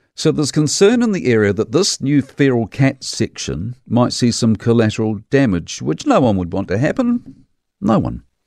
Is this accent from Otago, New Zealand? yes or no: yes; Dunedin, Otago, New Zealand; As a townie kid growing up in Dunedin